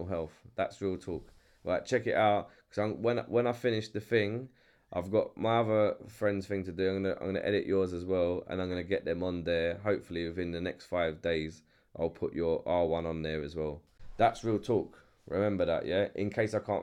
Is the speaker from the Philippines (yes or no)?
no; England, United Kingdom; accent: English; I love when you do my accent